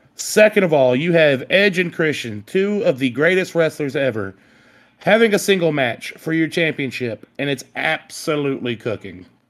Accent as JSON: {"language": "English", "region": "the South", "country": "United States", "said": "We're from the South"}